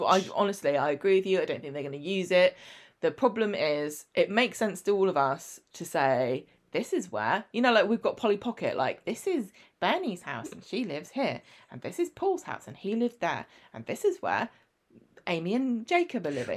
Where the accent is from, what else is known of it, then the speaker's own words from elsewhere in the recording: England, United Kingdom; I'm English